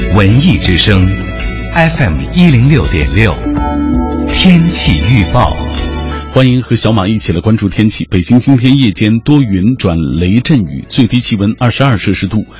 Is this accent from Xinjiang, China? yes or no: yes; Xinjiang, China; 我也是新疆人